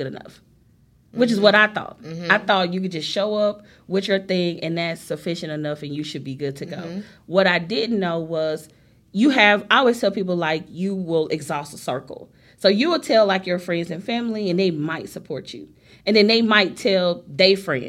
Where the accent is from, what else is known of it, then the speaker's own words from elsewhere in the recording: Memphis, Tennessee, United States; I'm from Memphis